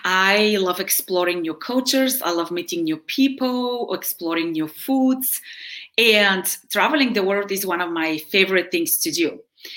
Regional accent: Bulgaria; English is a second language; now in United States; So I am originally from Bulgaria, which is in Eastern Europe. I have been in the US since 1992. And I'm, I guess, at this point more Americanized than Bulgarian. But I did high school here. I did college here.

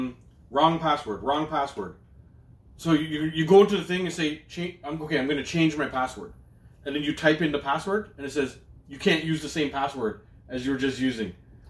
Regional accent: Toronto, Ontario, Canada; I grew up in Malvern.

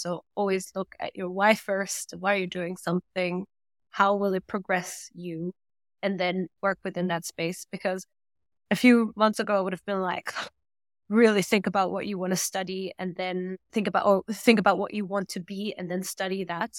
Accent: Germany; first language German; English is a second language; moved away as an adult; also born or lived in London; we both grew up in Germany. Both our mother tongues are German and, well, I'm half Australian, so I grew up in an international environment.

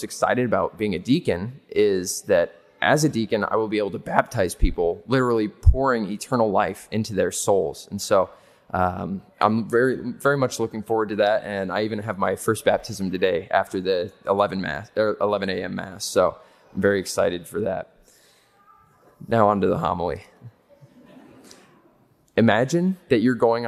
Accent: Seward, Nebraska, United States; I grew up in Seward, Nebraska, not too far away from here.

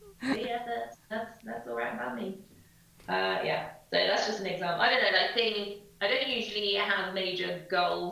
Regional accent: England, United Kingdom; in England as well, we're such a small country

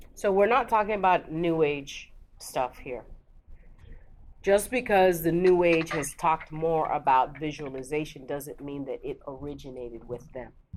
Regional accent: Lagos, Nigeria; I'm from Lagos

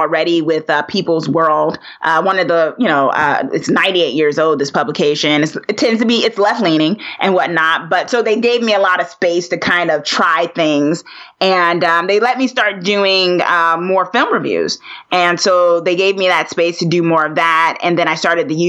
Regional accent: Newark, New Jersey, United States; I'm a girl from Jersey, born and raised Newark, New Jersey

